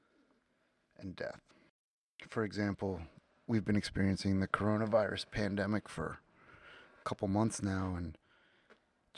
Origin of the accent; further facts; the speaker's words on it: 45 minutes west of Philadelphia, Pennsylvania, United States; I was born on City Line Avenue in Philadelphia, or on the edge of Philadelphia, on City Line Avenue. And I grew up 45 minutes west of Philadelphia, halfway between the city and Amish country